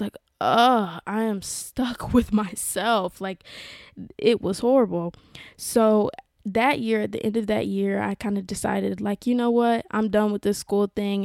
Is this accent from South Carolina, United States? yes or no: yes; South Carolina, United States; moved away as an adult; now in West Hollywood, Los Angeles, United States; growing up in South Carolina, if you know that it, it is a very conservative, very traditional place